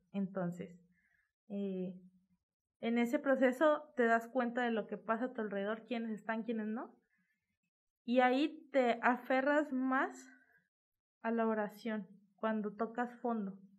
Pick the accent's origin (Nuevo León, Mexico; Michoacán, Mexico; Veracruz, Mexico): Nuevo León, Mexico; Monterrey; aquí en Nuevo León